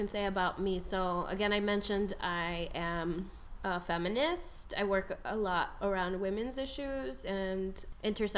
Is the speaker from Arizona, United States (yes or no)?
yes; Tucson, Arizona, United States; now in Chicago, United States; I was born in Tucson as the first in my immediate family to be born in the U.S.